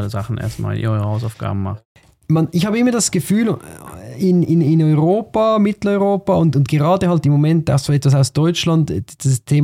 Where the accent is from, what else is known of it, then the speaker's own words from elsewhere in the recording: Switzerland; Andererseits müssen wir als Schweizer halt auch in die Waagschale werfen